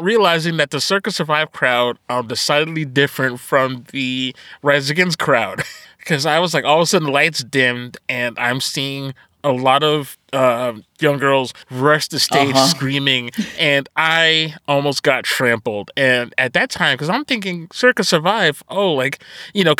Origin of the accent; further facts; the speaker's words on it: New Jersey, United States; we're from New Jersey